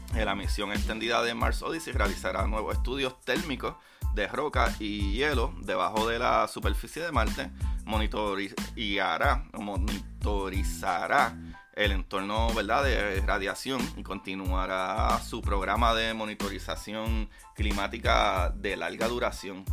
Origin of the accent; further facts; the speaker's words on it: Puerto Rico; yo como latino, ¿verdad? Como puertorriqueño